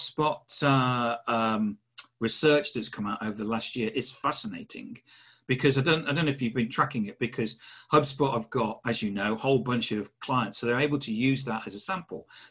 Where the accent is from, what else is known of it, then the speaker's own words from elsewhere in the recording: England, United Kingdom; I'm English